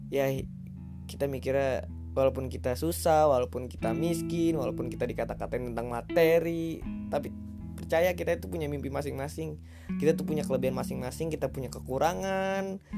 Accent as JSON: {"language": "Indonesian", "town": "Tangerang", "region": "Banten", "country": "Indonesia", "tie": "born there", "said": "umur gua 19 tahun sih. Gua lahir di Tangerang 11 Maret 2001."}